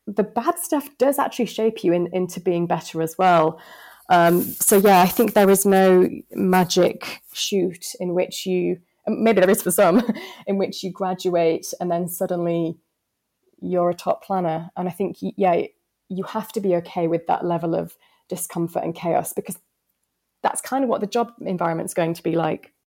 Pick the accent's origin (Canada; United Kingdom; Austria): United Kingdom; the north of England; accent: northern; I was told that my accent was too strong and no client would ever be able to build a relationship with me because of my northern tones